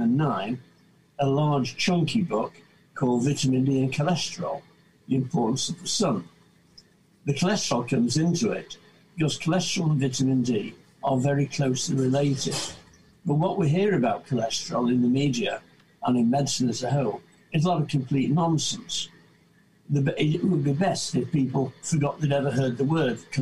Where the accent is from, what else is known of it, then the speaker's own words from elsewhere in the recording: Salford, North West England, United Kingdom; also born or lived in Manchester / Blackburn / Langho, Ribble Valley; I was born in Salford in 1943